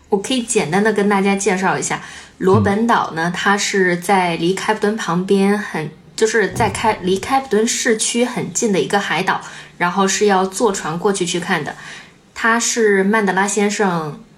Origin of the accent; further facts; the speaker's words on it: a small city in Henan, China; moved away as an adult; also born or lived in Zhengzhou / Guangzhou; now in Cape Town, South Africa; 就是在我读高中整个期间，我几乎从来没有离开过我们市